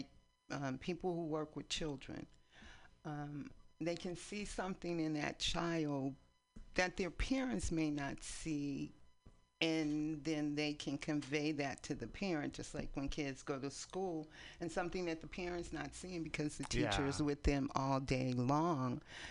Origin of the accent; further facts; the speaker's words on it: East Palo Alto, California, United States; moved away as an adult; also born or lived in San Francisco, California; now in Oakland, United States; We actually went to the same church. We grew up in East Palo Alto.